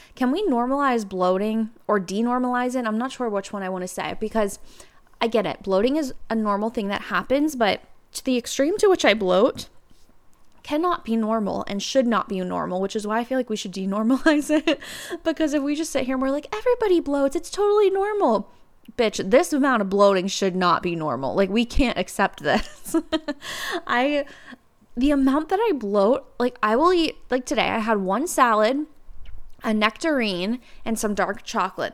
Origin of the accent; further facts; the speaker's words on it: Cincinnati, Ohio, United States; also born or lived in New York; I moved back home to Cincinnati